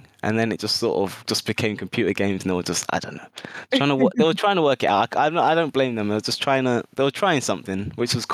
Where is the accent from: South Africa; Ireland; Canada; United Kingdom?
United Kingdom; Mitcham, London; I grew up in a lovely little town in South London called Mitcham